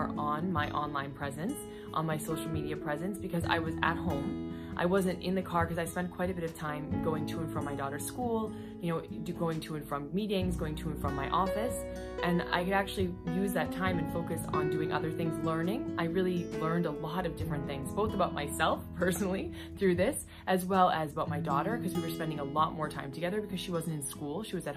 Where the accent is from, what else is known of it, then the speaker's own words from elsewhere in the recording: United States; being an American like myself